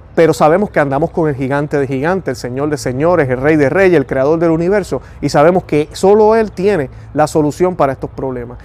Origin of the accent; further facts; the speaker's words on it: Puerto Rico; yo soy puertorriqueño, tengo mi acento